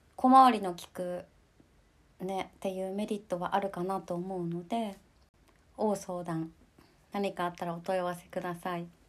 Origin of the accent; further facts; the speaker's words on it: Nemuro, Hokkaido, Japan; moved away as an adult; also born or lived in Sapporo; 私の地元生まれたところの根室っていうところでは